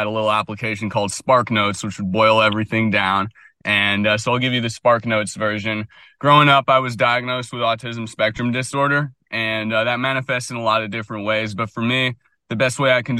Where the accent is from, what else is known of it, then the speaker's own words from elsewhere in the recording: Washington, District of Columbia, United States; also born or lived in San Francisco; now in Vermont, United States; I grew up in Washington, D.C., went to private school